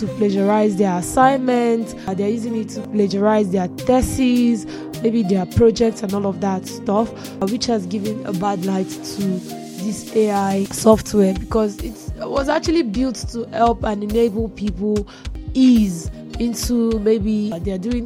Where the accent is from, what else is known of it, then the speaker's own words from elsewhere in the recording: Nigeria; I am a Nigerian